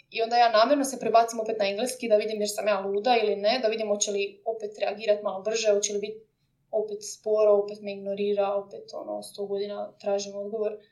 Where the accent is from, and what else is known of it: Croatia; now in London, United Kingdom